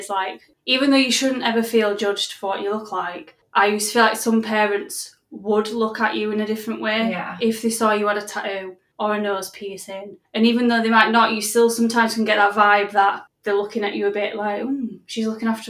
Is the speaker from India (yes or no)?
no; Yorkshire and the Humber, United Kingdom; accent: Yorkshire